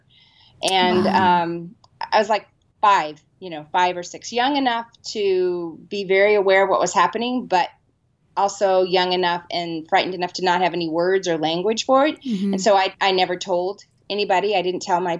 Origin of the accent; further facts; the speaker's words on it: San Diego, California, United States; I grew up in San Diego, California, and my dad was pastor of small churches